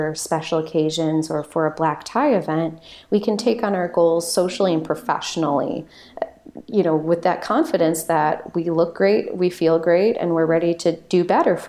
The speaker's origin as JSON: {"language": "English", "town": "Lake Bluff", "region": "Illinois", "country": "United States", "tie": "born or raised there", "lives_now": "Chicago, United States", "said": "up to my hometown of Lake Bluff"}